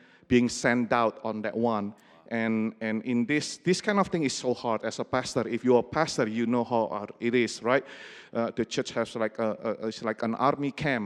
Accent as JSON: {"language": "English", "country": "Indonesia", "tie": "born or raised there", "moved": "as an adult", "lives_now": "Seattle, United States", "said": "I grew up in Indonesia"}